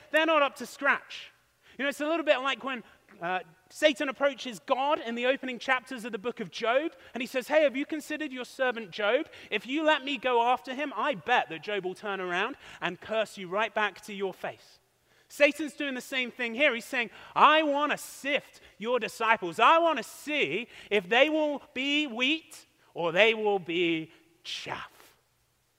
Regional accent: United Kingdom; accent: British; moved away; my accent and my quirky Britishisms give me away

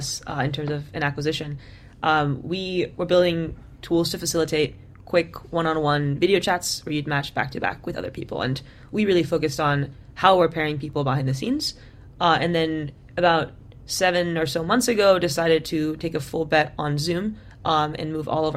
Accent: Bay Area, California, United States; I grew up in the Bay Area, taught myself to code when I was pretty young

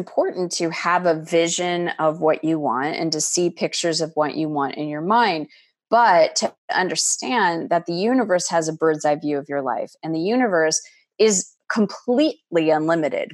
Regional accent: Arizona, United States; I was a woman that was born and raised in Arizona, met and married a man from Montreal, Canada

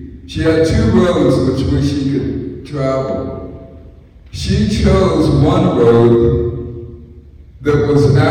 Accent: San Francisco, California, United States; I'm from San Francisco, California

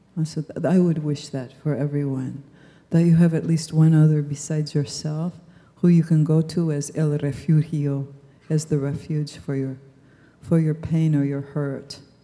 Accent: United States; I was born in the United States

